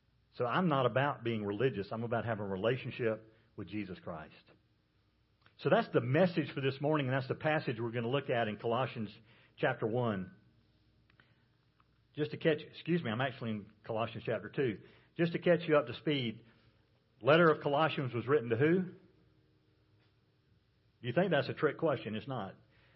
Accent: South Carolina, United States; I'm from South Carolina

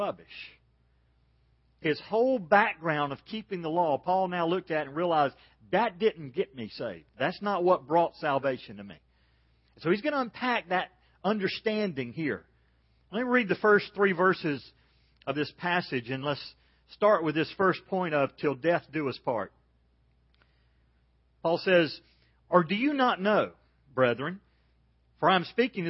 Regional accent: Georgia, United States; I'm from Georgia.

